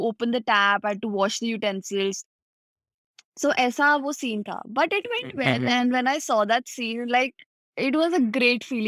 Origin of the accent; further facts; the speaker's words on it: Punjab, India; also born or lived in Mumbai; I've stayed all my life in Punjab.